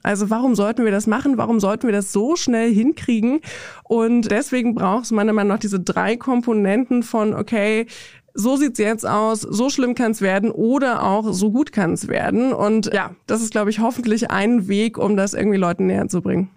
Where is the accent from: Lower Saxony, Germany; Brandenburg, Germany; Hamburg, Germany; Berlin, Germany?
Brandenburg, Germany; Also ich komme aus Brandenburg in Deutschland